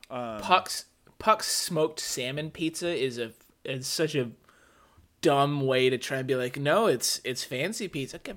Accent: St. Louis, Missouri, United States; And now we're from St. Louis. We all like the cracker thing with the gross cheese.

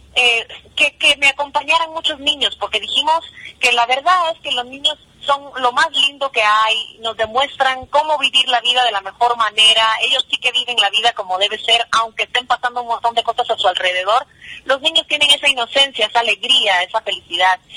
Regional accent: New Jersey, United States; moved away as an adult; now in Guatemala; yo soy del área de Nueva Jersey, Nueva, Nueva York, Nueva Jersey

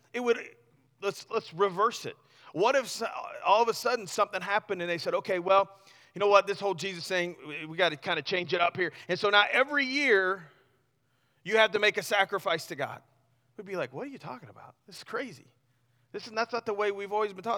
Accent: Missouri, United States; I grew up in Missouri, right? So I'm kinda, you know, half redneck

